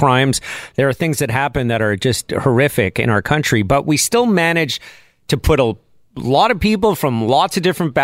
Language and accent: English; Canada; when I put Canadian down